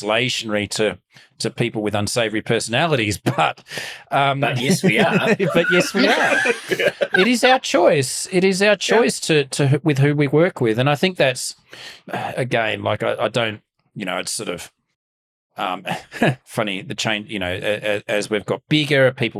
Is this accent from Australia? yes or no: yes; Melbourne, Victoria, Australia; Growing up in Mount Waverley, which was pretty, you can't get much more sort of middle class than Mount Waverley.